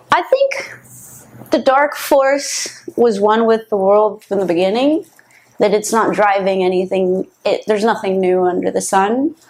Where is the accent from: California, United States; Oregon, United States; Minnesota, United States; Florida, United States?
California, United States; San Francisco; moved away as an adult; also born or lived in New York; now in Los Angeles, United States; I grew up in the home of social engineering other than LA, which is where we are now, right? But it's close by. So the Bay Area